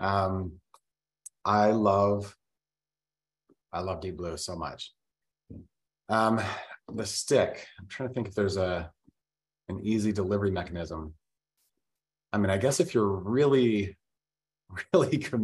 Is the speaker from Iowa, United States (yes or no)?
no; Vernal, Utah, United States; I was born in Vernal, Utah, which is a really small town